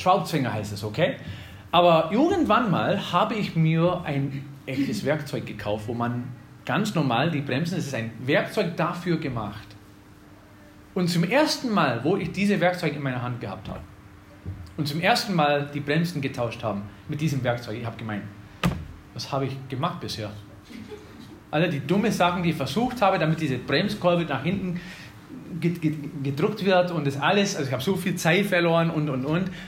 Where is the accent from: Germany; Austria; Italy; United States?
United States; Wisconsin; moved away; ich komme aus Wisconsin